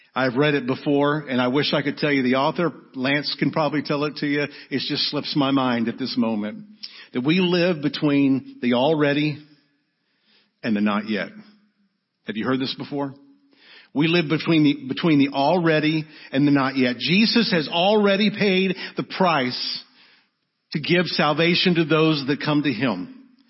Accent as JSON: {"language": "English", "town": "Arlington", "country": "United States", "tie": "born or raised there", "said": "We grew up in Arlington in a great church"}